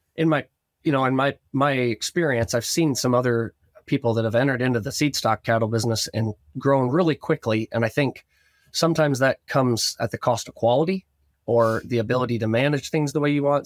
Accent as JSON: {"language": "English", "region": "Northwest Ohio", "country": "United States", "tie": "born or raised there", "said": "growing up in Northwest Ohio, our family had a cattle operation, cow calf, and, and feedlot"}